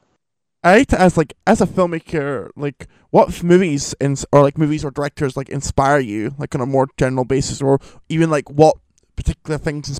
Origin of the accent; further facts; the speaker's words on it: Edinburgh, Scotland, United Kingdom; I'm Scottish, I'm actually from Edinburgh, which is, like, even cool. It kind of rains a lot here. It's known for being rain.